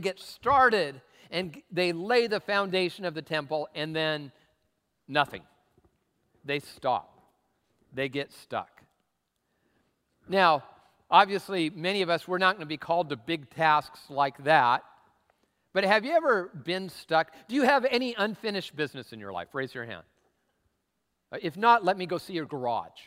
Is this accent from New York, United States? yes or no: no; Tacoma, Washington, United States; I'm from Tacoma